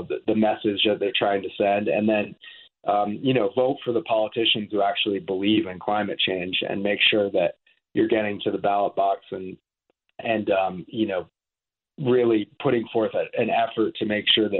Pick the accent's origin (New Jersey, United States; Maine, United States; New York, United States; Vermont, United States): Vermont, United States; moved away as an adult; also born or lived in the West (US); I grew up on the East Coast. I grew up in Vermont